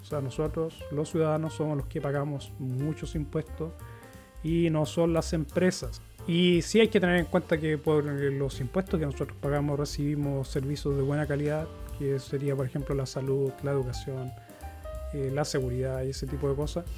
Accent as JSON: {"language": "Spanish", "country": "Chile", "tie": "born or raised there", "moved": "as an adult", "lives_now": "Sweden", "said": "yo nací en Chile, me crié en Chile"}